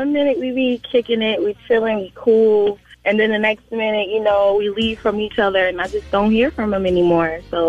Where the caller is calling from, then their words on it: Richmond, South Carolina, United States; I'm calling from Richmond, South Carolina.